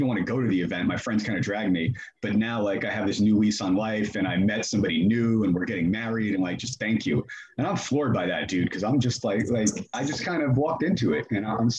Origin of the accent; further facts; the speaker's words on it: New Jersey, United States; now in Atlanta, United States; I'm originally from New Jersey